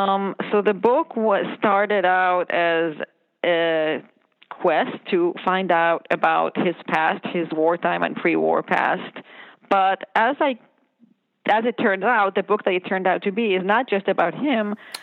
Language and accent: English; Israel; I grew up in Israel.